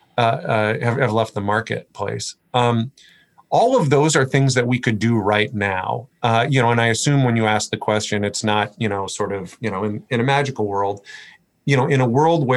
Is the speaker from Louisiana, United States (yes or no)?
no; Port Angeles, Washington, United States; I grew up in Port Angeles.